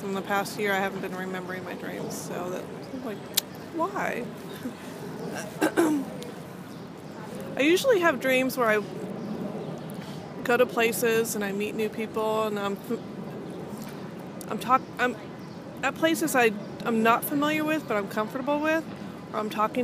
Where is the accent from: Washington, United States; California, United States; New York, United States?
California, United States; Los Angeles; I'm from Los Angeles